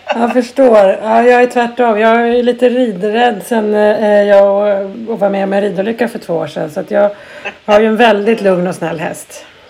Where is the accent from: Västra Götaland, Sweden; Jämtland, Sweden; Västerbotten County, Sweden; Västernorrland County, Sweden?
Jämtland, Sweden; jag är ju uppvuxen i Jämtland